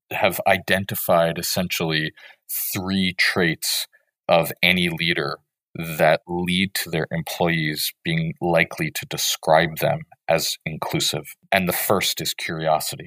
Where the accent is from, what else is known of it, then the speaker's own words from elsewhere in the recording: United States; I'm an American